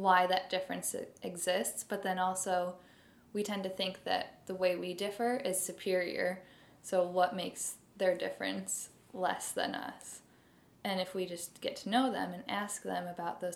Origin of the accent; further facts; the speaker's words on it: Barrington, Illinois, United States; I have lived in the Midwest my whole life